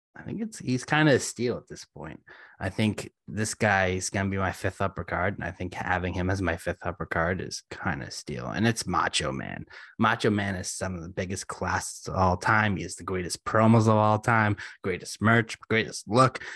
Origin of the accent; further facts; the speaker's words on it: Boston, Massachusetts, United States; I was born in Chinatown. uh, Boston